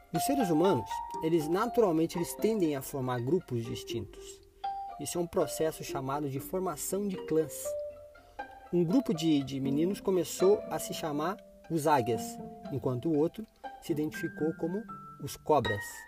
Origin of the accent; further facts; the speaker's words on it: Curitiba, Paraná, Brazil; aqui na minha cidade natal